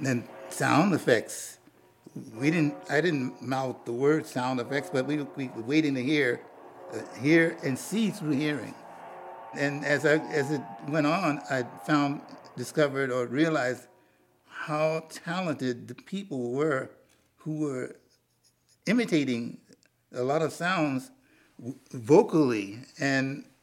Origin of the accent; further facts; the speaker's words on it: Newark, New Jersey, United States; I live down in the Neck of Newark